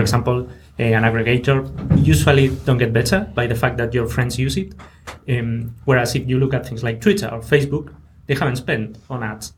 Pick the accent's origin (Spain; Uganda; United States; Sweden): Spain; moved away